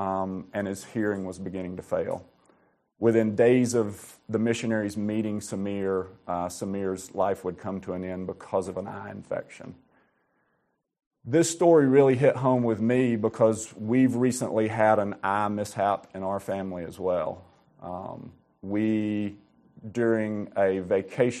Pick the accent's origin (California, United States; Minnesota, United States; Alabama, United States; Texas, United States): Alabama, United States; also born or lived in Georgia; I was born and raised in the Southeast, born and raised in Alabama